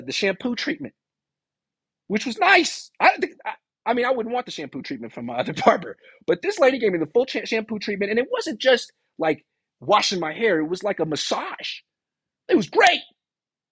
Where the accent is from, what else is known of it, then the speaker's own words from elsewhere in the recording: California, United States; I'm a Californian.